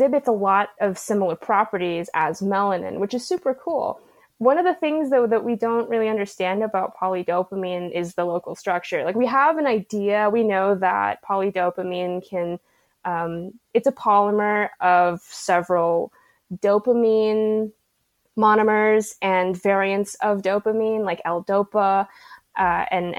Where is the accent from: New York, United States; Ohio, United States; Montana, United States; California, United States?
California, United States; Santa Clarita; now in San Diego, United States; I'm from a little bit north of San Diego. So I'm from Santa Clarita.